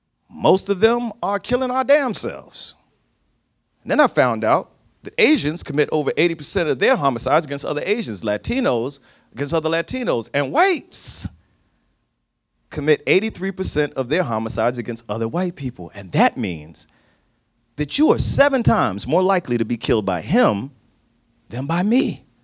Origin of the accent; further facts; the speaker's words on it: New Jersey, United States; moved away as an adult; also born or lived in Virginia; I lived between New Jersey and Virginia for the first 40 years of my life, and I moved here in 2013.